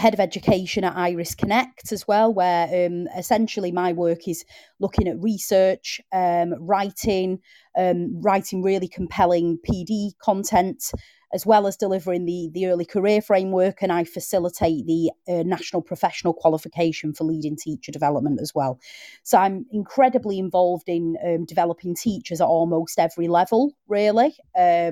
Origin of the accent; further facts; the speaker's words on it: the north of England, United Kingdom; accent: Northern; I needed elocution lessons because of my Northern accent